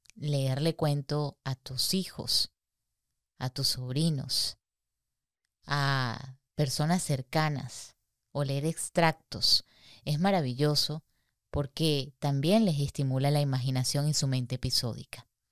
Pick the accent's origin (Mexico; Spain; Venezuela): Venezuela; somos dos venezolanas